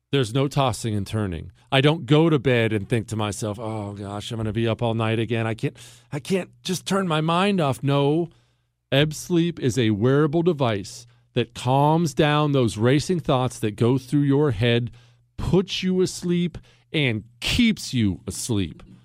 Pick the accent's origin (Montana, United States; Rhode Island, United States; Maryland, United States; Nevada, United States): Montana, United States; I grew up in Montana